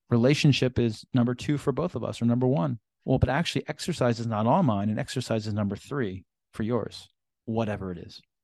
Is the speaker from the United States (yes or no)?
yes; Philadelphia, Pennsylvania, United States; moved away; recording this session right now in Philadelphia, my hometown, and back here for some work